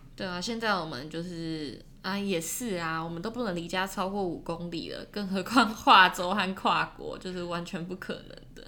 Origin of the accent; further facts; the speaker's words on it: Taiwan; now in Melbourne, Australia; 我们不在自己的家乡